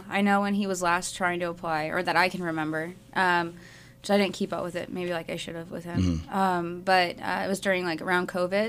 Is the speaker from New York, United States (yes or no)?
no; Arizona, United States; No, I'm from Arizona originally.